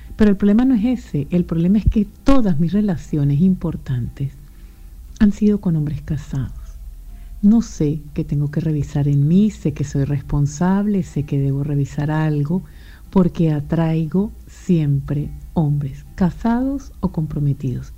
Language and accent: Spanish; Venezuela; moved away; also born or lived in Europe; venezolana, emigrante, vivo en Europa.